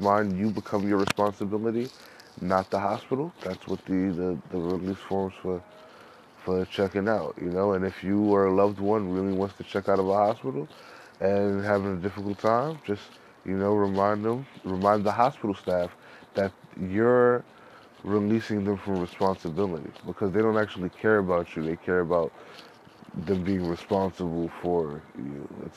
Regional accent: New York City, New York, United States; I'm from New York, Harlem all day.

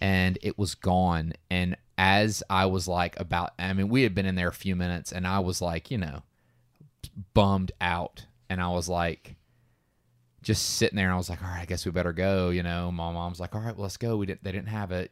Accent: Georgia, United States; we are from Georgia

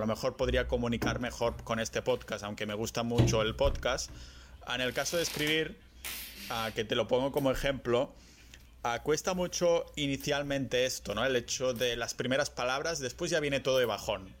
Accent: Barcelona, Catalonia, Spain

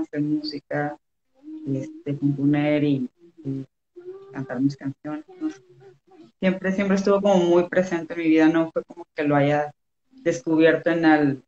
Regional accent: Los Cabos, Baja California Sur, Mexico; moved away as an adult; also born or lived in Guadalajara; now in Mexico City, Mexico; de Los Cabos, de Baja California Sur. Eh, pero ahorita estoy viviendo en la ciudad, tengo como cuatro meses, entonces pues sí, soy de, Cabo, pero radicada en Ciudad de México.

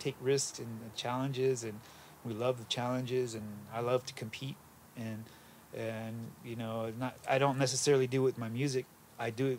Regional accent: Los Angeles, California, United States; we grew up in the East Valley

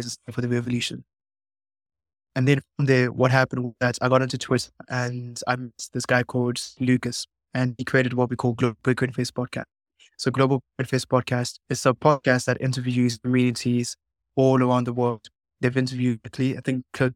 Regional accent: Zimbabwe; I'm actually from Zimbabwe.

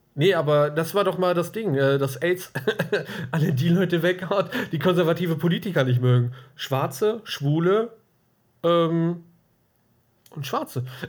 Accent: Germany; als Deutscher

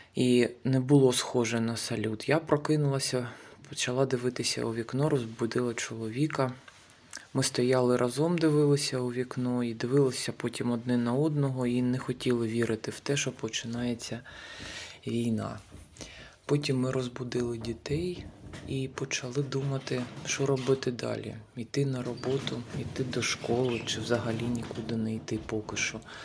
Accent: Kharkiv, Kharkiv Oblast, Ukraine; moved away as an adult; Я з Харкова, з України. Ще місяць тому ми жили в центрі Харкова.

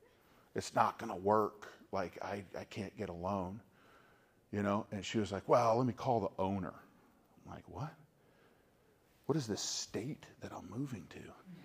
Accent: North Carolina, United States; And I was from North Carolina, right, where like the coldest it got was like if it snowed half an inch, you know, school was shut down for a week.

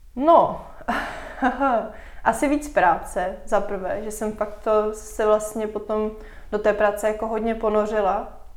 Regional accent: Moravia, Czechia; jsem vlastně jako z Moravy

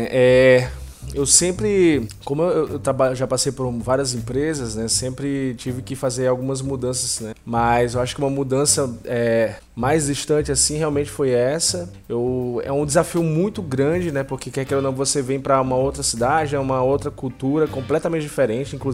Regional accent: Natal, Rio Grande do Norte, Brazil; also born or lived in Recife; now in São Luís, Brazil; É, eu saí de Natal, de Natal fui para Campina Grande, Campina Grande fui para Recife, de Recife vim para São Luís.

